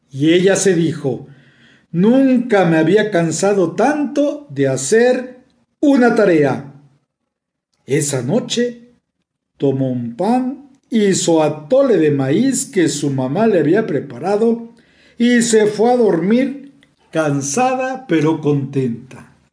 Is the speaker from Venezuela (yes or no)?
no; Mexico City, Mexico; de la Ciudad de México y les envío un cordial saludo.